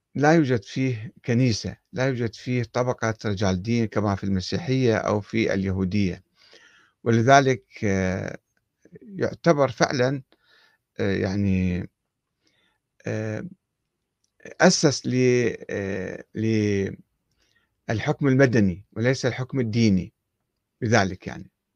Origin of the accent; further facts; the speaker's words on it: Iraq; احنا عندنا بالعراق